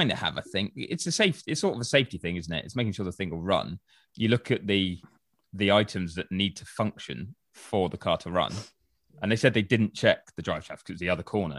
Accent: United Kingdom; I'm British

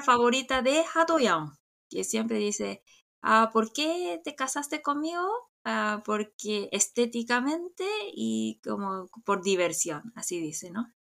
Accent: South Korea; soy coreana

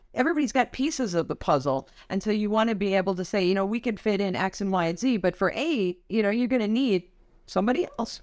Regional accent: Wisconsin, United States; I'm from Wisconsin

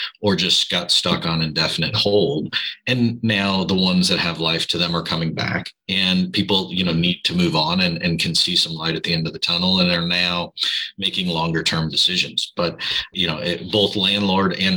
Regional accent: Chicago, Illinois, United States; also born or lived in Southern California; now in Newport Beach, United States; I'm originally from Chicago, but I've lived here in Southern California for as long enough to be native

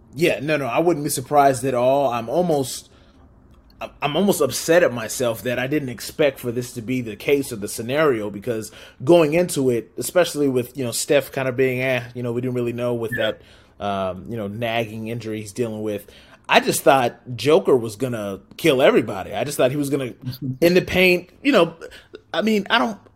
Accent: Southern California, United States; now in Portland, United States; I am a Portland transplant, born and raised in Southern California

